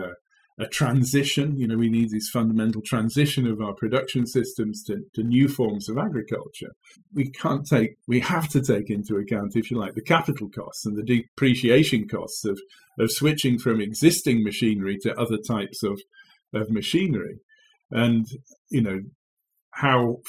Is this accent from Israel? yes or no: no; England, United Kingdom; moved away as an adult; also born or lived in Kent; now in Wageningen, Netherlands; you'll have heard from my accent, I hail from England.